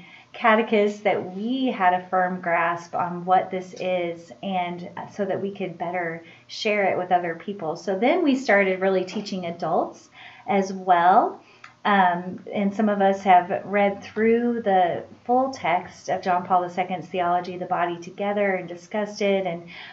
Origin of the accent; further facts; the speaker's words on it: Springfield, Missouri, United States; I am originally from Springfield, Missouri.